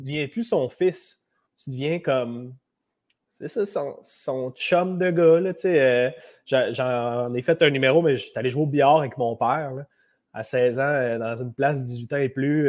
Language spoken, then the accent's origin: French; Laval, Quebec, Canada; je suis né en 95 euh, à Laval. C'est là que je suis né